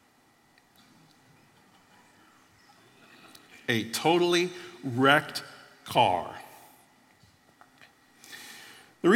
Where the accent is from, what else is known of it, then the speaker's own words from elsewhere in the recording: Florida, United States; I grew up in Florida